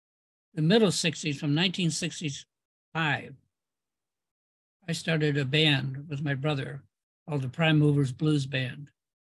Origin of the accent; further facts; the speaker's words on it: Ann Arbor, Michigan, United States; also born or lived in Berkeley; I came from Ann Arbor, which was like the weak sister at that point. It's not anymore. It's a powerful center.